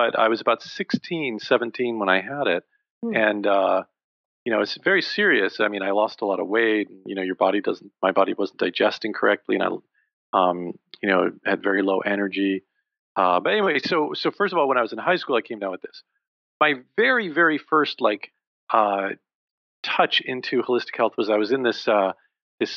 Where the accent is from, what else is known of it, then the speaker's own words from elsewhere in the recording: New Jersey, United States; I grew up in New Jersey, thus the Garden State